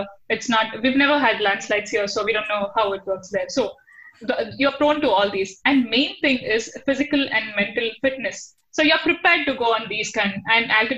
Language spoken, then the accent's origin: English; Mangalore, Karnataka, India; Mangalore, my hometown, fish curry, rice, prawns, roast and stuff